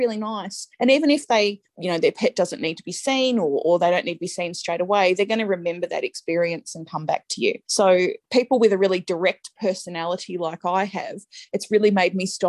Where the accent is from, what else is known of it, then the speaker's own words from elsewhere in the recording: Strathfieldsaye, Victoria, Australia; I grew up in Stratfield, say